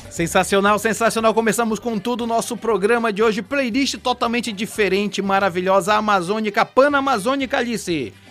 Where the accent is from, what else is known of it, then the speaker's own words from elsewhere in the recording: Vigia, Pará, Brazil; eu sou de Vigia